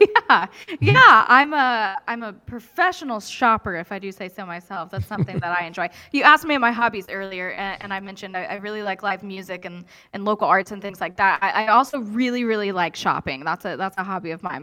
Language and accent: English; Kokomo, Indiana, United States; as a Kokomoian, when you travel outside of town and people ask you where are you from, you tell them Kokomo, Indiana.